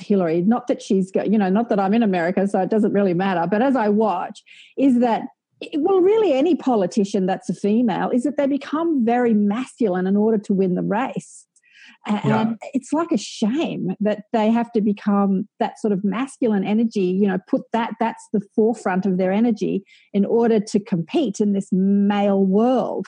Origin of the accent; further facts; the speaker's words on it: Australia; I say our being Australian